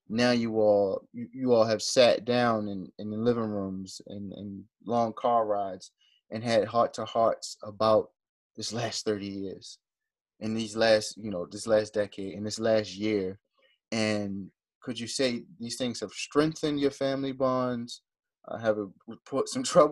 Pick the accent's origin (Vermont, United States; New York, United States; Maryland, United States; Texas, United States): Maryland, United States; Baltimore; we're from Baltimore